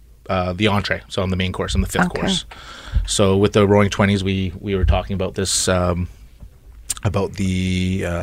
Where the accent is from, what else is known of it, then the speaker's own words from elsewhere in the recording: Vancouver, British Columbia, Canada; I'm from Vancouver. Attended Vancouver Community College